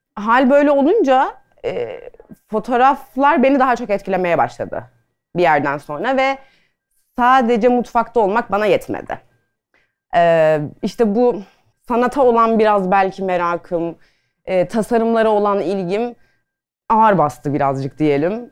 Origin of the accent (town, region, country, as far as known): Adana, Turkey; moved away as an adult; now in Istanbul, Turkey